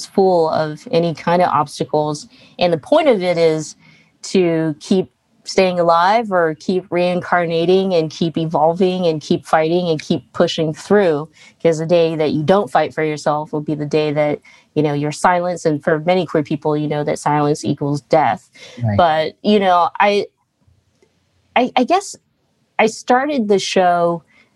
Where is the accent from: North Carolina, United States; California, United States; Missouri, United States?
California, United States; Stockton; growing up in Stockton